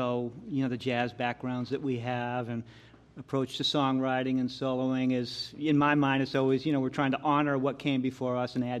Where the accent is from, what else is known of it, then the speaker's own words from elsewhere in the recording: outside of Boston, Massachusetts, United States; moved away as an adult; I grew up outside of Boston, so I came out here when I was what? 27, 28.